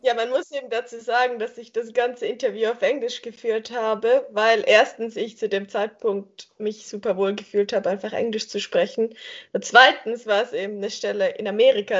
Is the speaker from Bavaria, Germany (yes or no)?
no; Göppingen, Baden-Württemberg, Germany; moved away as an adult; now in Lausanne, Switzerland; Ich komme ursprünglich aus Göppingen. Das ist eine kleinere Stadt, die zwischen Stuttgart und Ulm liegt. Und ich bin dort eben aufgewachsen.